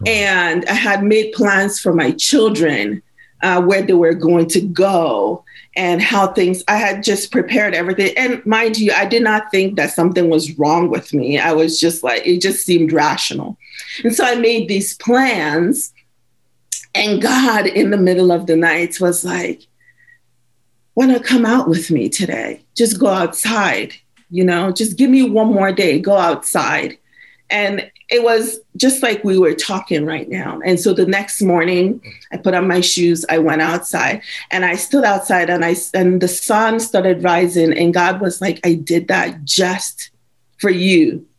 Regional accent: Nigeria; moved away; also born or lived in Belize; Because my dad is a missionary pastor. We moved from Nigeria to Belize on mission. And so I'm a pastor's kid.

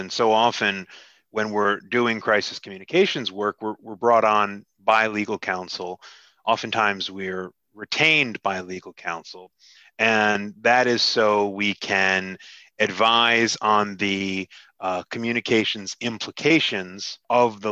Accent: Hackensack, New Jersey, United States; moved away as an adult; now in South Jersey, United States; I grew up about 5 miles outside of Manhattan in northern New Jersey, right around Hackensack, New Jersey

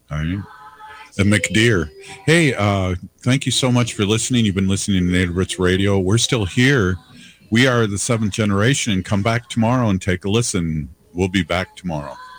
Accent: Minnesota, United States; accent: Minnesota; my Minnesota accent

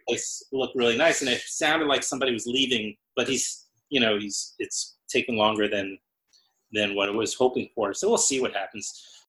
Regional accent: New York City, New York, United States; also born or lived in Brooklyn; I was born in Queens

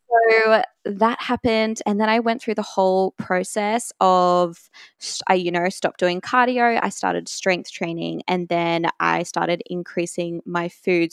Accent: Brisbane, Queensland, Australia; I am from Brisbane, Australia

